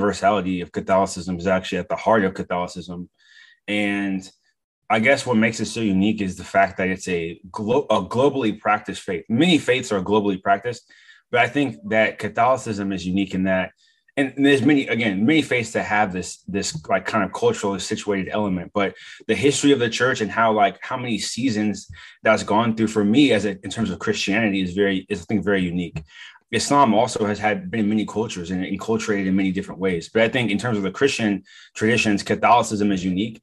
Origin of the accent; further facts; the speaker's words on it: New York, United States; when I was born in New York